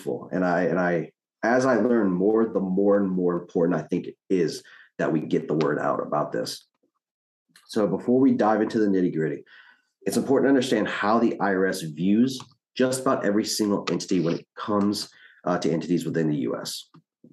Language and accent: English; New Orleans, Louisiana, United States; moved away as an adult; now in Houston, United States; Originally, I'm from New Orleans, Louisiana